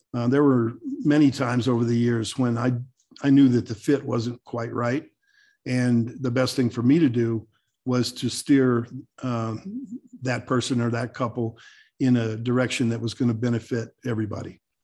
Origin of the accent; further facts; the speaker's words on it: New Mexico, United States; moved away as an adult; now in Colorado, United States; I was born in New Mexico and raised down there